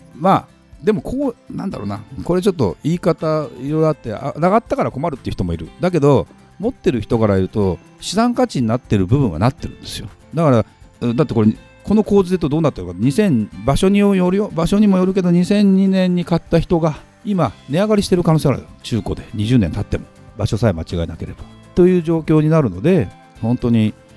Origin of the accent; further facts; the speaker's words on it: Saitama, Japan; 私埼玉県出身者